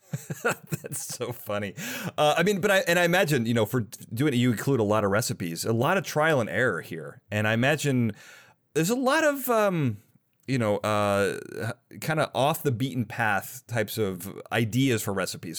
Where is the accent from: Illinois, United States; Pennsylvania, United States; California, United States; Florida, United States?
Illinois, United States; Chicago; I'm from Chicago